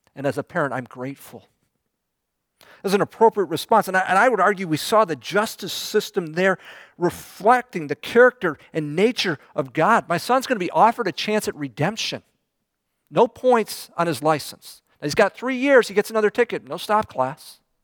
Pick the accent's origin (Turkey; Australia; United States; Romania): United States; people picked me out as being American